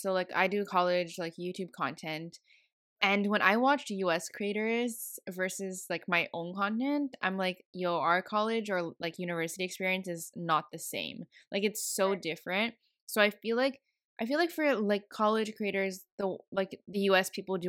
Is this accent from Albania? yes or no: no; Montreal, Quebec, Canada; I'm from Montreal